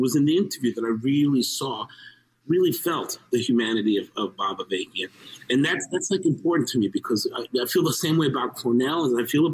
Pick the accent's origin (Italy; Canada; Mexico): Mexico; I'm a Mexican. I was born in Mexico of Mexican and Cuban heritage